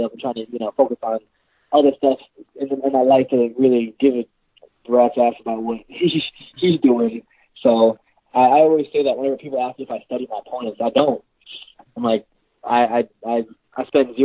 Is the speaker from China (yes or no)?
no; Jamaica; I'm Jamaican